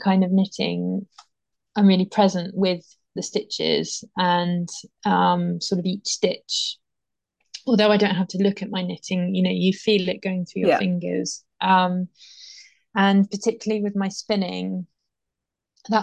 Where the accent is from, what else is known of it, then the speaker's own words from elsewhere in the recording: Dorset, South West England, United Kingdom; also born or lived in Pyrenees, France; now in France; I grew up in Dorset by the sea